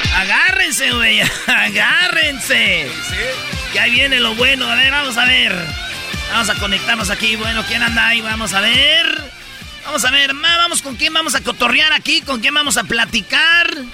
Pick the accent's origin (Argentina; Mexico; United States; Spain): Mexico; Jalisco; yo soy de Jalisco